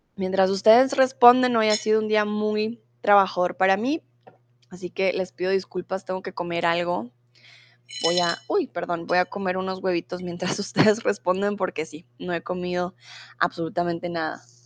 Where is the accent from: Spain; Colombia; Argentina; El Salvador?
Colombia; also born or lived in Mexico; now in Germany; soy de Colombia, comúnmente de en Alemania, ahora estoy en el lindo y soleado México